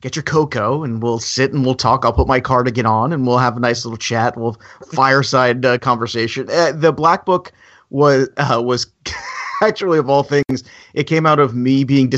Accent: New York, United States; I'm from New York

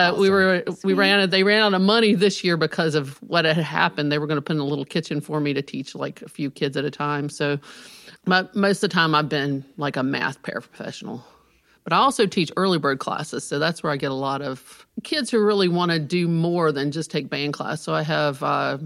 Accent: Rockbridge County, Virginia, United States; I'm from Rockbridge County

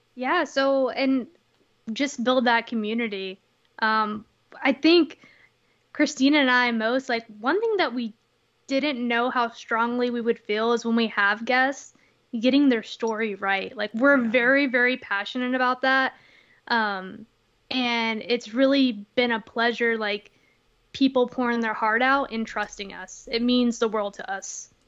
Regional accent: Texas, United States; moved away; I'm originally from Texas

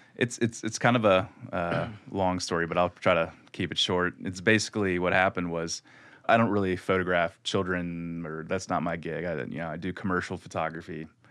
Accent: Louisville, Kentucky, United States; I was from Kentucky and Louisville

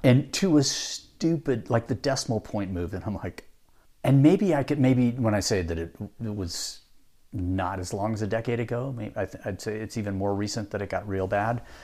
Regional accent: Pacific Northwest, United States; moved away; also born or lived in Utah; I grew up in the Pacific Northwest

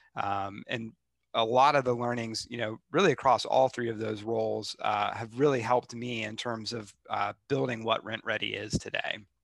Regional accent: Charlotte, North Carolina, United States; moved away as an adult; also born or lived in Seattle; I grew up in Charlotte, uh, which I know is kind of a rare thing uh, for Charlotte.

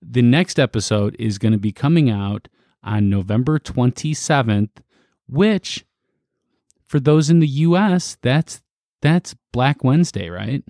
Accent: Chicago, Illinois, United States; I'm coming home. This is the South Side. I'm from the South Side. So, uh, I'm from Market Park area

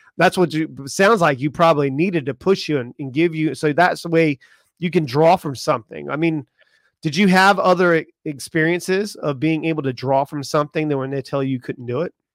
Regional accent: Charleston, South Carolina, United States; I grew up in Charleston, South Carolina

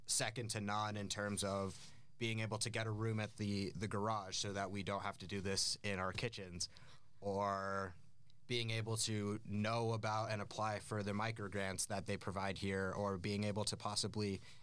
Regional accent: Aspen, Colorado, United States; now in Denver, United States; I grew up in Aspen, Colorado

